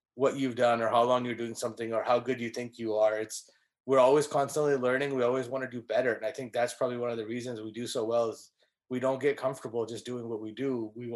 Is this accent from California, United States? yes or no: yes; California, United States; now in Dallas, United States; I'm from California